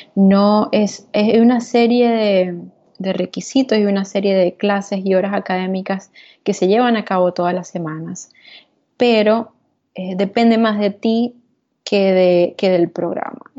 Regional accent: Venezuela; moved away as an adult; also born or lived in Texas; now in New York, United States; la experiencia que vivía en Venezuela, la experiencia que vivía en mi país

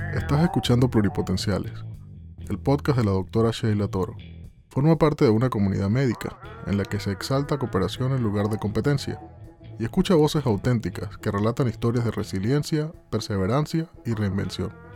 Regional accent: Valencia, Carabobo, Venezuela; moved away as an adult; now in Germany; yo estaba terminando el bachillerato en Valencia, eh, yo soy valenciana

